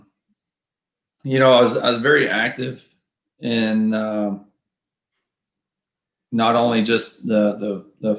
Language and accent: English; Princeton, Texas, United States; also born or lived in McKinney, Texas; growing up in Princeton, you know, when I was growing up, we had to go to McKinney for everything